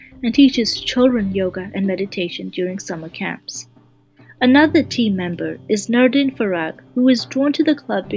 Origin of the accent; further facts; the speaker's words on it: Canada; I'm a Canadian medical student